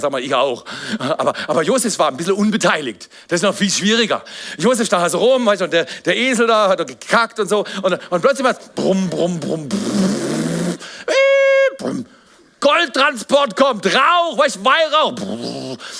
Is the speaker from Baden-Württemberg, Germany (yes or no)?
yes; Black Forest, Baden-Württemberg, Germany; ich bin Pfarrer, ich komme aus dem Schwarzwald.